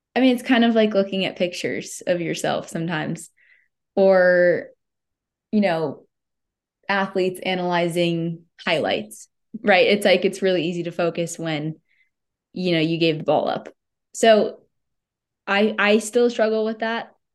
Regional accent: United States

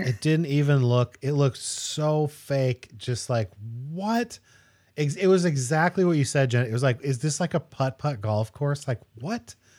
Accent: Spokane, Washington, United States; also born or lived in Eugene, Oregon; I was born in Eugene, but I grew up in Spokane, Washington

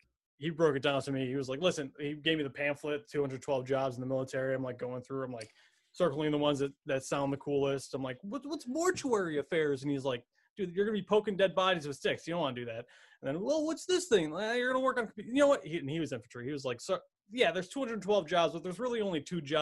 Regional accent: Buffalo, New York, United States; moved away; So I'm from Buffalo, New York originally.

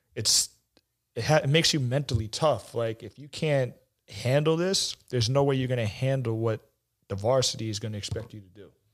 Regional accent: New York City, New York, United States; I grew up in Bayside, Queens

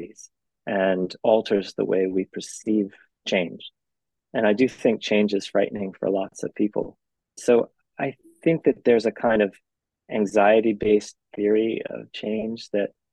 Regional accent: Phoenix, Arizona, United States; moved away as an adult; now in California, United States; I grew up in Arizona, which is very similar

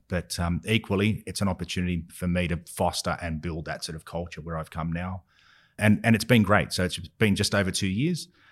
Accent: Australia; growing up in Australia

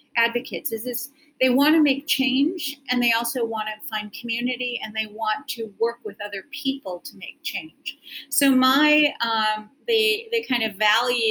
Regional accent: Milwaukee, Wisconsin, United States; I grew up in the suburbs of Milwaukee

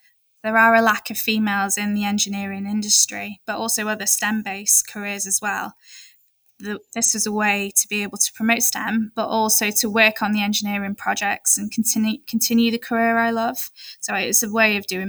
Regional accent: Maldives; now in United Kingdom; I was born in the Maldives

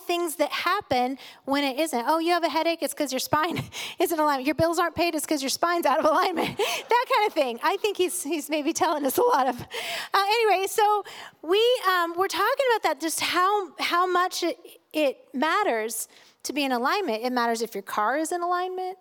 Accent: United States; I am an American. I am of German descent.

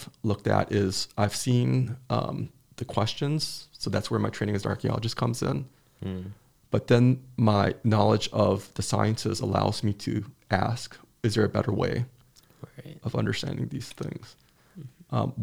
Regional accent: outside Chicago, Illinois, United States; I grew up outside Chicago

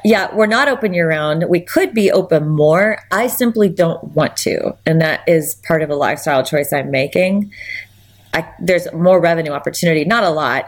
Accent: Anchorage, Alaska, United States; also born or lived in Hope, Alaska; I was born and raised in Alaska. I'm fourth generation. I have six children. They're all fifth generation Alaskan. I was born in Anchorage

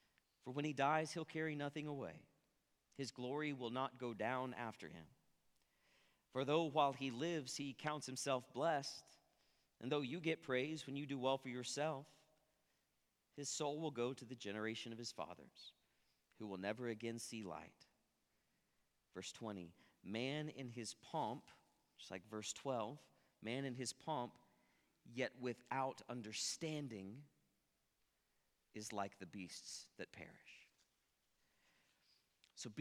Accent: Ponca City, Oklahoma, United States; moved away; I'm originally from Ponca City, and if you've ever been to Ponca City, you know there's not a lot there.

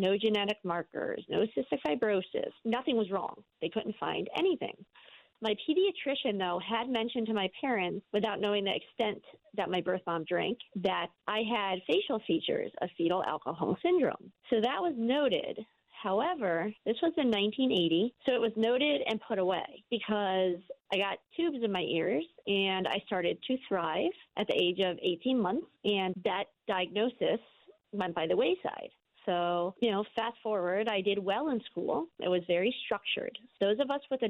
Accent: Maryland, United States; also born or lived in New Jersey; now in Voorheesville, United States; I was born in New Jersey, adopted at 1 month old, moved to Maryland

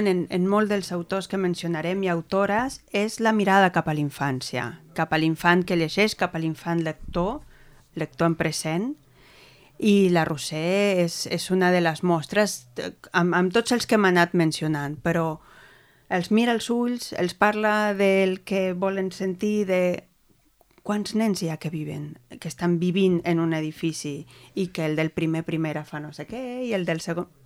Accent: Argentina; Soc argentina.

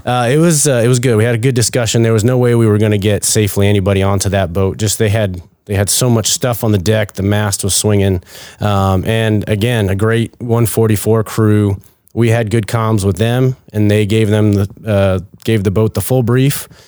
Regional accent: Maine, United States; moved away; originally from Maine

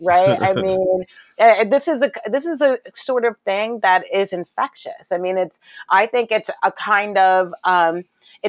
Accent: New York City, New York, United States; I was raised in Brooklyn during the height of the crack cocaine epidemic

